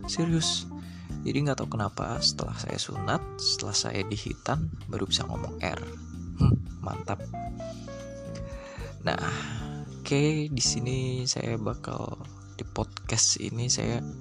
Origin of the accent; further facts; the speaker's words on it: Batang, Central Java, Indonesia; born there; saya lahir di Batang Batang itu di Jawa Tengah bagian utara di Pantura Jalan Pantura tepatnya di timurnya Pekalongan